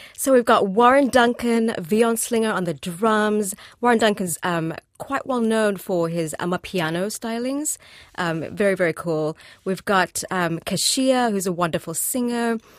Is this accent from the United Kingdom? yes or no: no; Zimbabwe; moved away as an adult; now in New Zealand; I'm from Zimbabwe